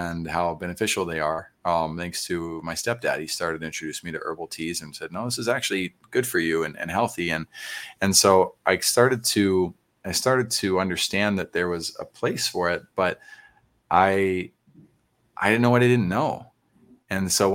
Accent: San Antonio, Texas, United States; I grew up in Oak Meadow, which is right there on Northwest Military in Huebner

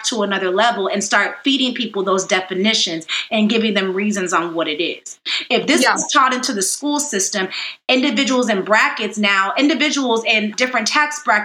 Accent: Miami, Florida, United States; now in Dallas, United States; Miami, Florida, where I was born and raised over near South Beach

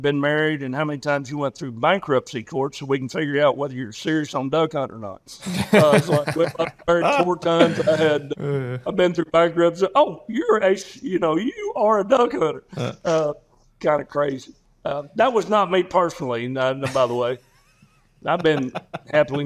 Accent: Arkansas, United States; I'm from Arkansas

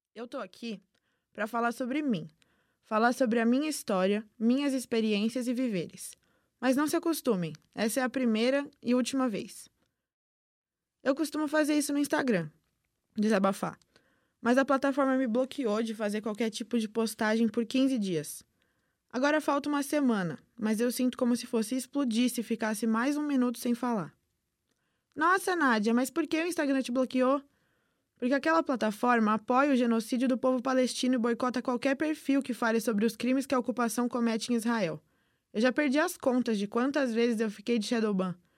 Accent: Brazil; Sou filha de pais palestinos, mas nasci e fui criada aqui no Brasil

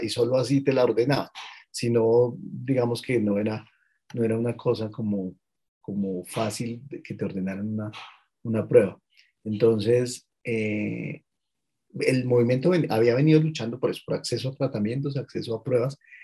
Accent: Colombia; soy un ciudadano colombiano de 43 años

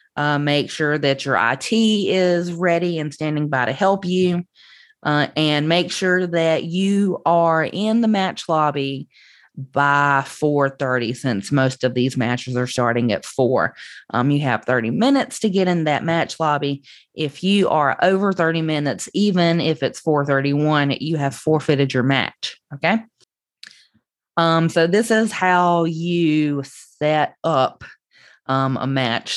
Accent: Southern United States, United States; accent: Southern; the Southern accent that I have

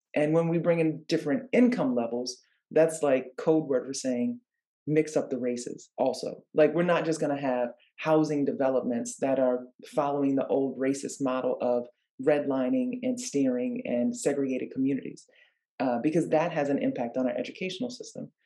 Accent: New Orleans, Louisiana, United States; moved away as an adult; now in California, United States; I grew up in New Orleans, Louisiana

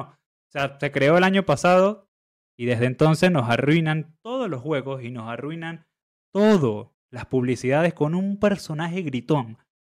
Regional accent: Venezuela; siendo venezolanos

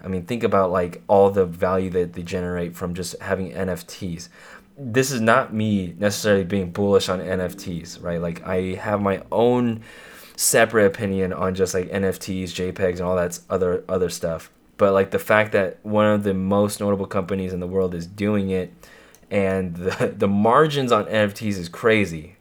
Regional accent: near Monterey Bay, California, United States; There's a lot of artists in my hometown that's close to Monterey Bay

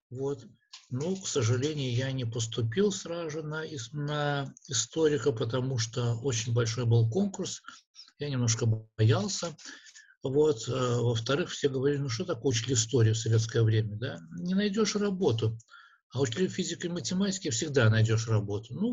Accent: Daugavpils, Latgale, Latvia; во-первых, я родился в Даугавпилсе. Здесь родились и жили мои родители и большинство моих предков. Поэтому для меня это родная сторона.

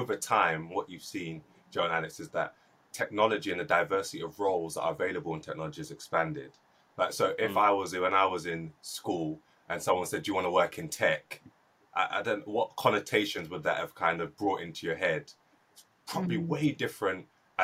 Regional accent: London, United Kingdom; I was born and raised in South London, which is super cosmopolitan

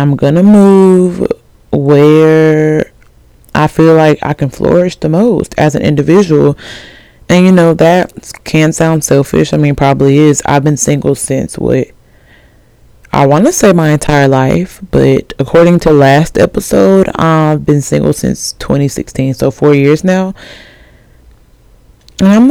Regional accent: Alabama, United States; I'm from Alabama.

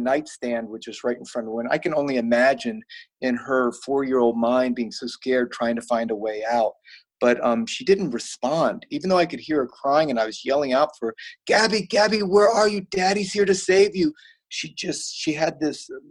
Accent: Virginia, United States; moved away as an adult; also born or lived in Florida; I'm a Virginia boy. So I grew up in Virginia.

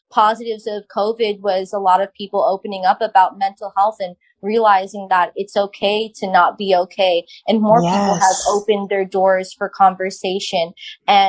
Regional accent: Long Island, New York, United States; I grew up on Long Island with a bunch of Italians

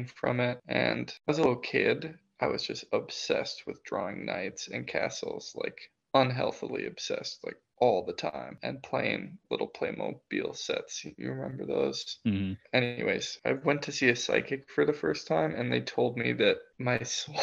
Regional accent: Minnesota, United States; now in New York, United States; my hometown in Minnesota.

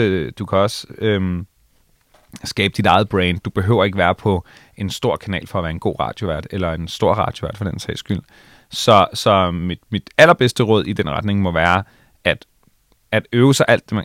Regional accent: Allinge, Capital Region of Denmark, Denmark; moved away; Jeg kommer fra Allinge på Bornholm

